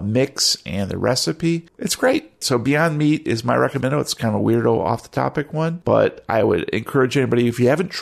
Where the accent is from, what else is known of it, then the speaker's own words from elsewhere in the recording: Michigan, United States; I grew up in Michigan, right? And here in Michigan, we're like kind of a meat and potatoes kind of, you know, Midwestern